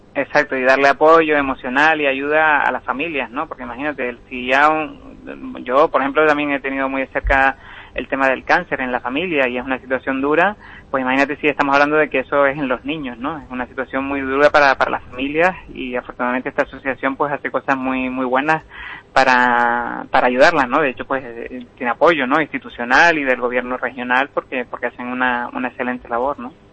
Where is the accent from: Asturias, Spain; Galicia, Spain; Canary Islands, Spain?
Canary Islands, Spain; Teror; yo le tengo un cariño muy especial a Terror, ¿no? Porque es donde pasé mi infancia y mi, y mi adolescencia.